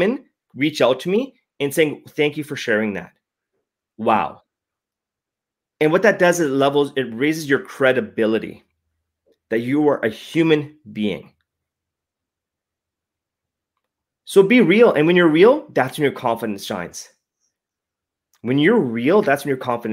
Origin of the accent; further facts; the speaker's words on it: Edmonton, Alberta, Canada; I was born and raised in Alberta.